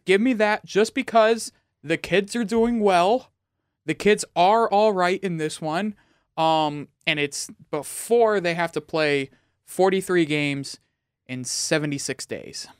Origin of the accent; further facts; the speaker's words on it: Dallas, Texas, United States; I am from Dallas